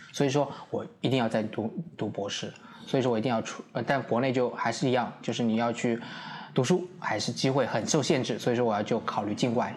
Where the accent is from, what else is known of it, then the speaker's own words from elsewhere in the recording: Suzhou, Jiangsu, China; moved away as an adult; now in Taipei, Taiwan; 我是中国大陆江苏省苏州市